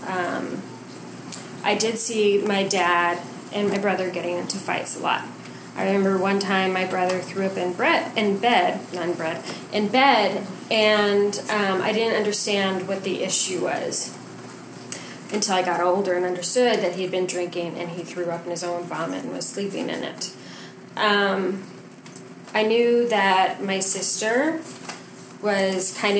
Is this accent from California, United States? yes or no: no; New Mexico, United States; I grew up in New Mexico